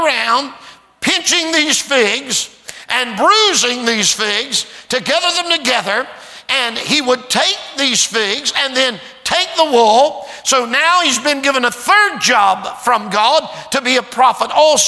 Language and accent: English; Portsmouth, Ohio, United States; I'm from Ohio.